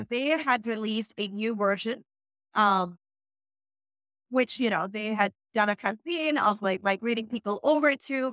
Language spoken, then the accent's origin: English; Pakistan; English is a second language; how English is not my first language, how I'm not in the US, how I'm Pakistani